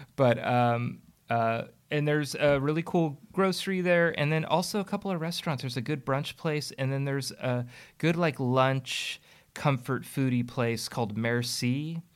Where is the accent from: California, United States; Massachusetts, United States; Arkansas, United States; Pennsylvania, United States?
California, United States; Burlingame; now in Alameda, United States; I grew up in Burlingame